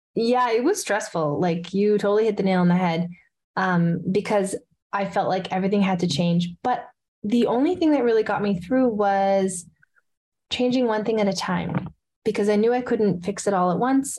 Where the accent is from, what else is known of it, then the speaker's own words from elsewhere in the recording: Edmonton, Alberta, Canada; here in my hometown of edmonton